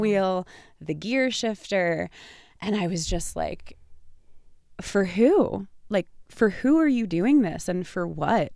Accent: New York, United States; I'm from New York

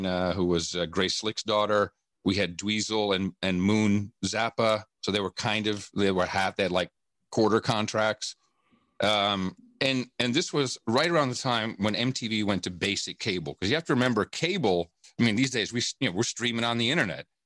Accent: Amsterdam, North Holland, Netherlands; also born or lived in West Virginia; now in United States; I grew up in Amsterdam, even though I was born in the United States

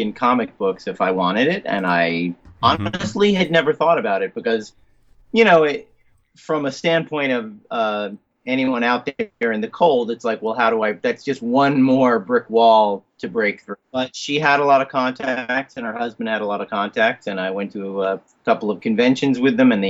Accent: New Jersey, United States; growing up in New Jersey in the 70s, I was born in 65

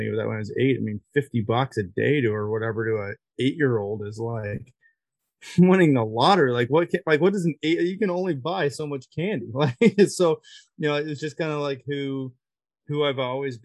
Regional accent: Barrie, Ontario, Canada; I'm from Barrie, Ontario.

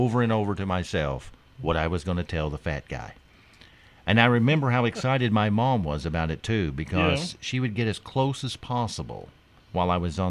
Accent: Owensville, United States; born or raised there

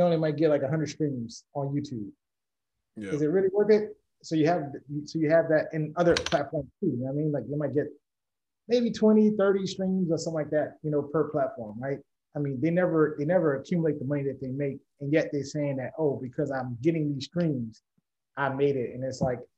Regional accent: New Orleans, Louisiana, United States; we are from New Orleans

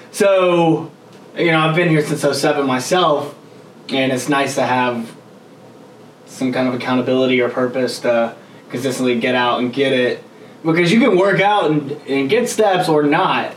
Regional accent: Gainesville, Georgia, United States; also born or lived in Gwinnett County, Georgia; now in Atlanta, United States; I was born in Gwinnett, grew up in Gainesville, and moved to downtown.

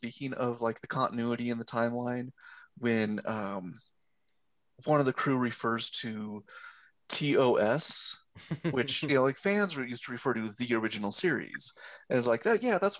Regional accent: Oregon, United States; born or raised there

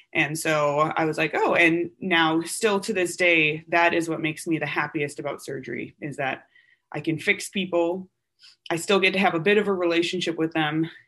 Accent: Wisconsin, United States; moved away as an adult; I'm from Wisconsin, go Badgers. Uh, and I was born and raised there

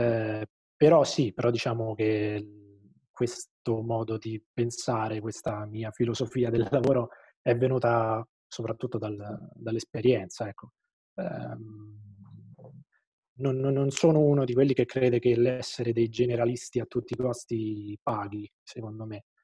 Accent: Terni, Umbria, Italy; io sono, sono di Terni

